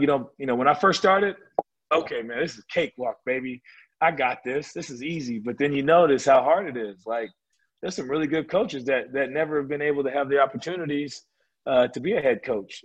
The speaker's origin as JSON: {"language": "English", "region": "California", "country": "United States", "tie": "born or raised there", "said": "I grew up in California"}